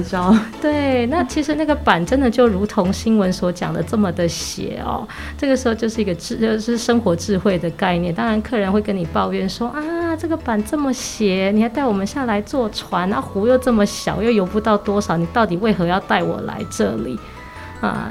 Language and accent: Chinese; Taipei, Taiwan; 我们从小到大都在台北长大，啊，我也算是在台北就走跳了这么久的人